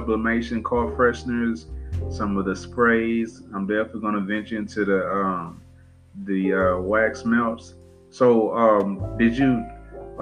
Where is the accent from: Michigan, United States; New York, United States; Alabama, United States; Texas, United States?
Texas, United States; Cheek; also born or lived in Beaumont, Texas; I live in Beaumont, but born and raised in Cheek, Texas, but it's right outside of Beaumont